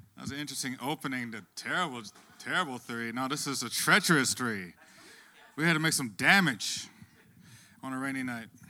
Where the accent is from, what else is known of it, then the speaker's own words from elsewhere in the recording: Plantation, Florida, United States; now in Miami, United States; I'm actually not from Miami. I actually grew up in Plantation, Florida